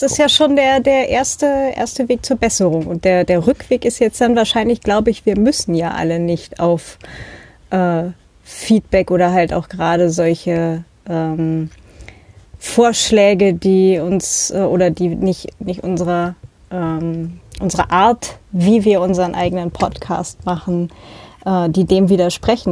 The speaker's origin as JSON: {"language": "German", "region": "Northern Germany", "country": "Germany", "tie": "born or raised there", "moved": "yes", "lives_now": "Austria", "said": "ich bin ja auch halt in Norddeutschland aufgewachsen"}